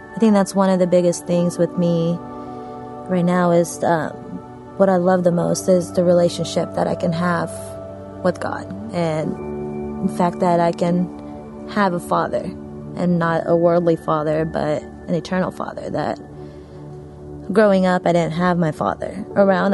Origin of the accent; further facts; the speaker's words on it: Texas, United States; also born or lived in Kabul, Afghanistan / India; I'm originally from Afghanistan. I was born there, uh, born in Kabul, Afghanistan, moved out of there when I was 18 months old, lived in India for about five years, and moved down to Texas after